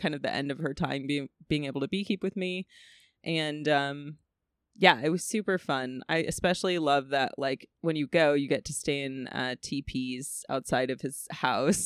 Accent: California, United States; I'm from California

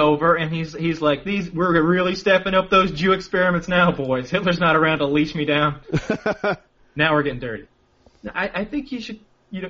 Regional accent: United States; I'm an American

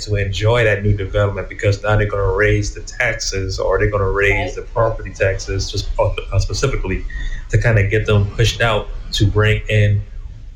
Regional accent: Huger, South Carolina, United States; me growing up in Hughes, which is only like 15, 20 minutes away

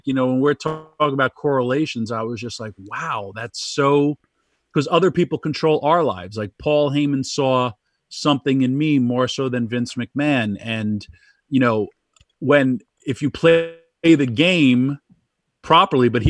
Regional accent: New York, United States; me growing up in New York and with the 86 Mets

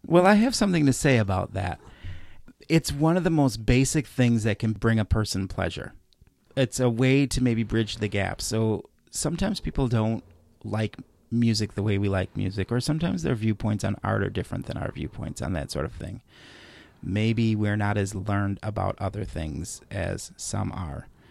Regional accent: Chicago, Illinois, United States; Growing up in Chicago

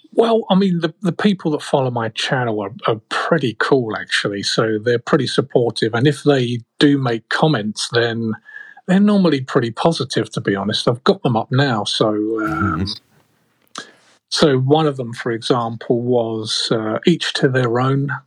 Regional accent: United Kingdom; moved away as an adult; now in Chicago, United States; I'm originally a Brit.

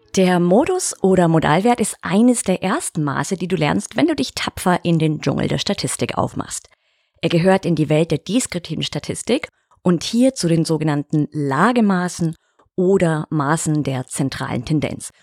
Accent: Bavarian Alpine foothills, Germany; in meine Heimat, ins bayerische Voralpenland

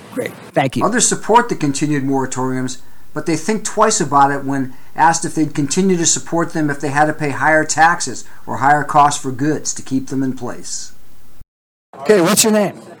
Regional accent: Novato, California, United States; I am from Novato

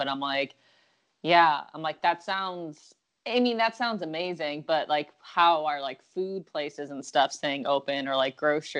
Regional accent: Buffalo, New York, United States; now in California, United States; I'm from Buffalo, but I came to California first

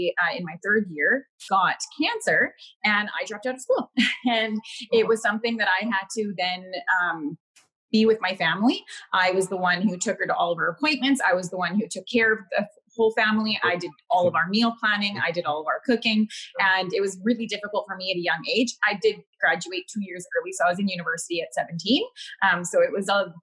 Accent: Winnipeg, Manitoba, Canada; moved away as an adult; now in Victoria, Canada; I'm born and raised in Winnipeg, Manitoba. I'm out in Victoria, British Columbia now.

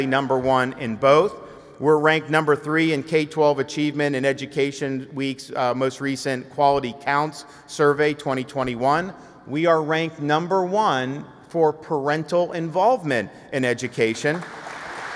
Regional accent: Florida, United States; I was born and raised in Florida

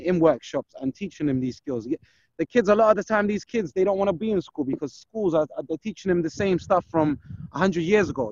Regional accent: London, United Kingdom; I grew up in Brixton

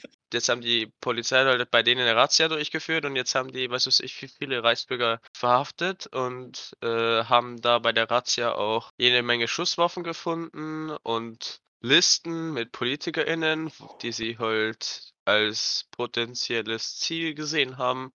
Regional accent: Germany; bei uns in Deutschland

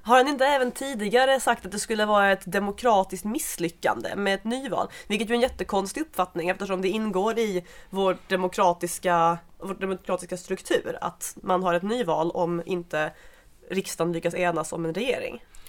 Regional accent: Skåne, Sweden; now in Stockholm, Sweden; där jag kommer ifrån i Skåne.

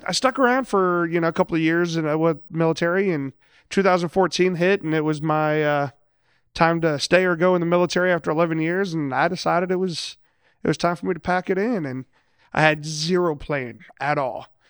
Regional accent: Lima, Ohio, United States; moved away as an adult; I'm originally from Lima, Ohio. So yes, I, I am a Yankee

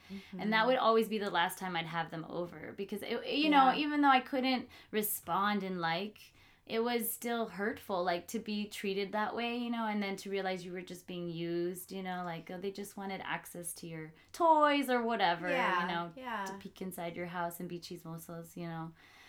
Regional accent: Guatemala; now in United States; I'm Central American, Guatemalan, and I grew up, my parents had a lot of, oddly enough, Salvadorian friends, not as many Mexican friends, some, I mean

